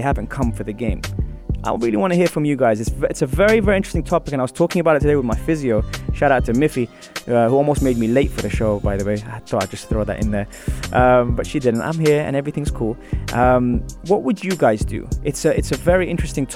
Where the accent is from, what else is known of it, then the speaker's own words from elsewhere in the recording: United Kingdom; moved away; I'm Iraqi and was born and raised in Britain